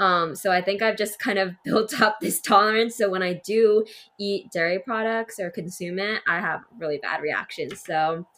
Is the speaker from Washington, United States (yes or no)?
yes; Seattle, Washington, United States; Seattle, Washington.